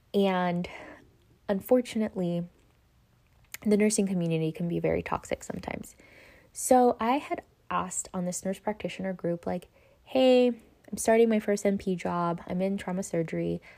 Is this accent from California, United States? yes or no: yes; Los Angeles, California, United States; White Memorial? That's where I was born